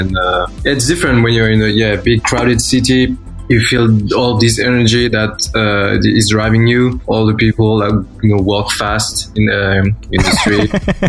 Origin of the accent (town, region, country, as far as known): near Grenoble, Auvergne-Rhône-Alpes, France; born or raised there; moved away as an adult; now in Paris, France